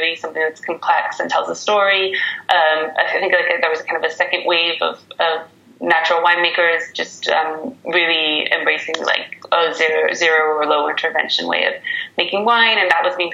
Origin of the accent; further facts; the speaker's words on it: California, United States; moved away as an adult; also born or lived in Pacific Northwest / Paris, France; now in France; I'm from the West Coast and from California originally and studied in the Pacific Northwest